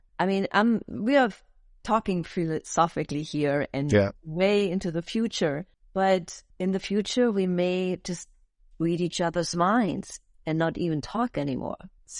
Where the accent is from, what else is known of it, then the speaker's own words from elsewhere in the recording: Germany; English is a second language; moved away as an adult; in Europe, in Germany. That's my home country that I originated from and that I grew up.